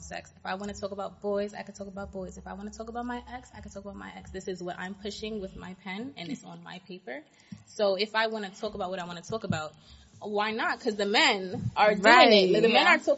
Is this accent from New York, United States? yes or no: yes; New York City, New York, United States; also born or lived in Canarsie, Brooklyn; I'm originally from Canarsie, but I grew up in Queens